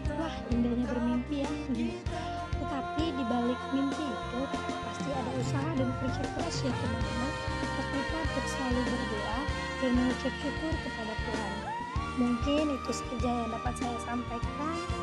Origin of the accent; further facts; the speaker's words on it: Medan, North Sumatra, Indonesia; Saya berasal dari Kota Medan